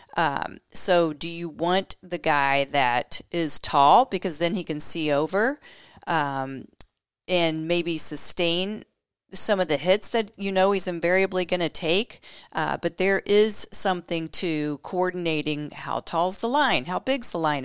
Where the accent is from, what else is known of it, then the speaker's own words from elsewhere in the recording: Indianapolis, Indiana, United States; my hometown of Indianapolis, Indiana